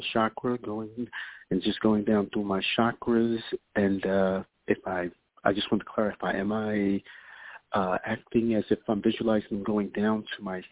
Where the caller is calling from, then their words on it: New York, United States; I'm calling from New York